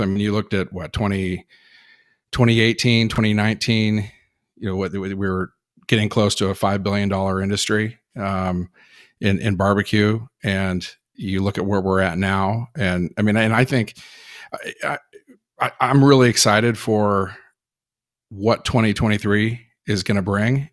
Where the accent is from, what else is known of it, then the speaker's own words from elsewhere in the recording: Berkeley, California, United States; I was born in California, Berkeley, California